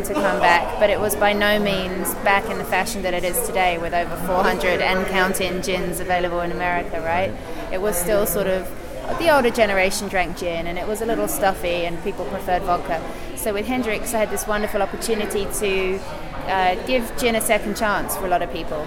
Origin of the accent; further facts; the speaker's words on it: England, United Kingdom; as an English person